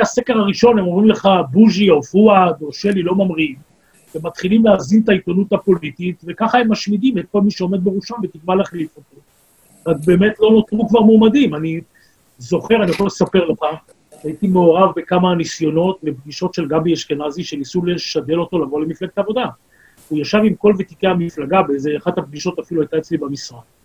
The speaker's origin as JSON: {"language": "Hebrew", "town": "Tel Aviv", "region": "Tel Aviv District", "country": "Israel", "tie": "born or raised there", "also_born_or_lived": "kibbutz", "moved": "yes", "said": "בית זה משכונת התקווה ויד אליהו, שם גדלתי, נולדתי"}